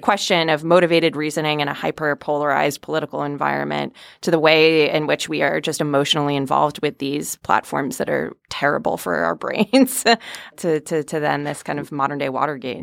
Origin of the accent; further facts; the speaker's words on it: West Hartford, Connecticut, United States; I grew up in West Hartford, Connecticut